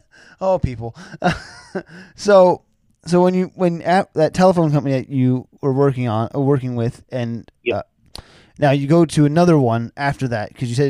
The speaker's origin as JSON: {"language": "English", "region": "New Jersey suburbs", "country": "United States", "said": "I'm from the burbs. I'm from New Jersey's burbs."}